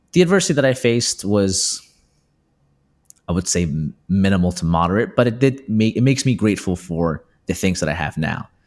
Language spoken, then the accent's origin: English; Peru; moved away; I'm from Peru